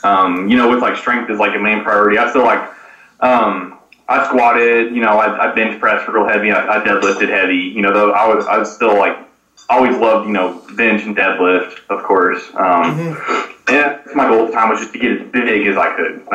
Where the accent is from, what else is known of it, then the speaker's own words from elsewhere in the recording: Lubbock, Texas, United States; from Lubbock, Texas